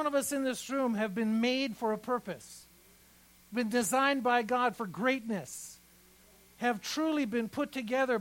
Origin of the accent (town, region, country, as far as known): Iran; born or raised there; moved away